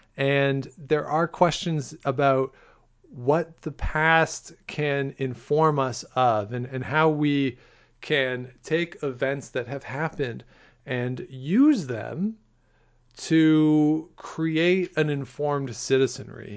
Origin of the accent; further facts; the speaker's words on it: Ontario, Canada; I'm from Ontario